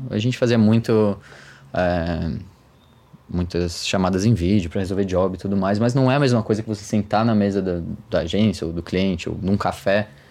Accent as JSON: {"language": "Portuguese", "town": "Florianópolis", "region": "Santa Catarina", "country": "Brazil", "also_born_or_lived": "United States / Australia", "moved": "as an adult", "lives_now": "São Paulo, Brazil", "said": "eu sou de Florianópolis"}